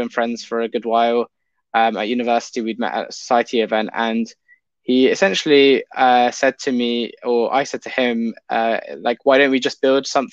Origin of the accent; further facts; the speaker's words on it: London, United Kingdom; I've grown up in the UK, United Kingdom. I'm in London pretty much for my whole life since I was born.